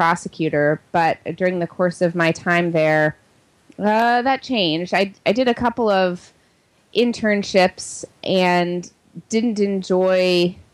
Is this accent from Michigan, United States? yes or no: no; Springfield, Virginia, United States; I grew up in Springfield, Virginia, a Washington, D.C. suburb, and went to high school in the area